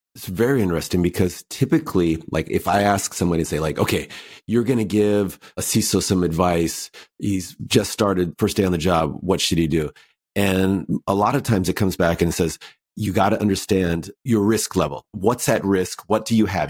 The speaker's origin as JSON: {"language": "English", "country": "United States", "said": "I'm American"}